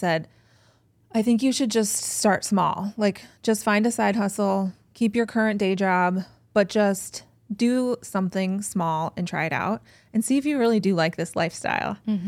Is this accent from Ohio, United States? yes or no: yes; Cleveland, Ohio, United States; I'm an East Sider. Mm-hmm. I grew up on the East Side. I live now near Shaker Square.